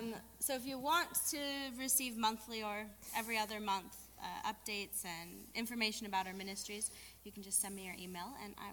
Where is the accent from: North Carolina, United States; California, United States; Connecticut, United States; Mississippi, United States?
California, United States; Northern; moved away as an adult; now in Albania; I was born and raised here in California.